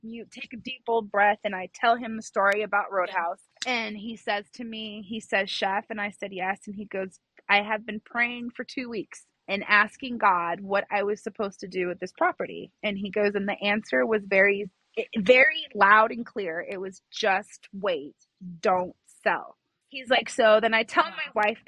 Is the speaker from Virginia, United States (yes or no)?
no; Los Angeles, California, United States; now in Las Vegas, United States; I am from California. I grew up in the San Fernando Valley, but Vegas made me.